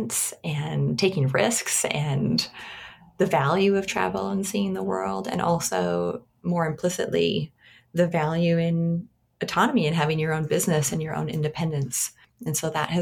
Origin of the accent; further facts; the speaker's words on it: St. Albert, Alberta, Canada; now in Vancouver, Canada; I currently live in Vancouver, but I was born and raised in Alberta, in St. Albert, in Alberta